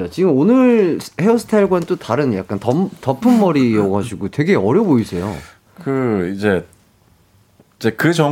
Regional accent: Seoul, South Korea; 저 서울입니다.

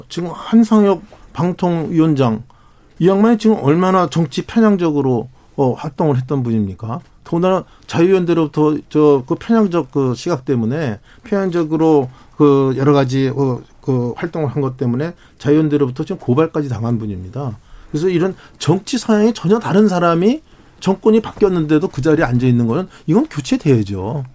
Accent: South Korea

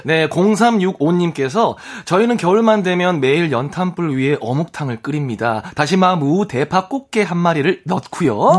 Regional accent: Andong, North Gyeongsang, South Korea; 제가 안동 사람이잖아요.

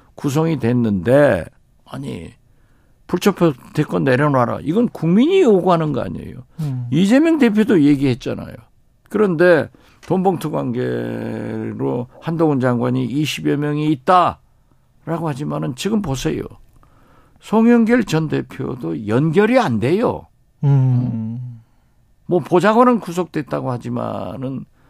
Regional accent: Haenam, South Jeolla, South Korea; moved away; also born or lived in Mokpo; 제 고향 해남 진도 완도에서

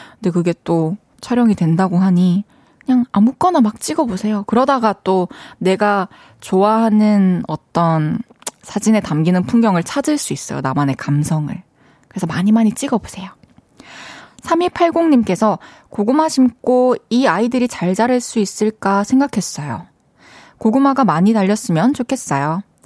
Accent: Changwon, South Gyeongsang, South Korea; also born or lived in Daegu / Busan; 저는 이제 대구에서 태어나가지고 마산에서 초중교 나오고 대, 학교를 부산에서 나왔어

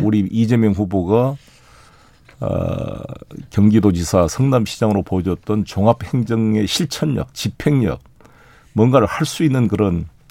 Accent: South Jeolla, South Korea; 제 고향인 전남 공으로 갑니다.

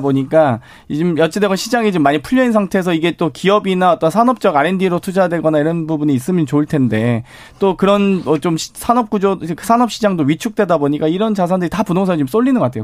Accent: Suncheon, South Jeolla, South Korea; moved away; 전남 순천이 고향인데요

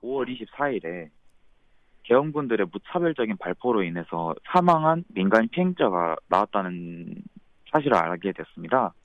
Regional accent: Gwangju, South Korea; 저는 광주광역시에서 태어나 자라가서

